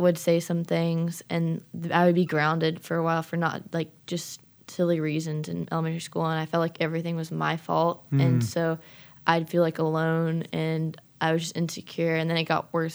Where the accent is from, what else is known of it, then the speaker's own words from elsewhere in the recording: St. Simons Island, Georgia, United States; I'm from St. Simons Island, Georgia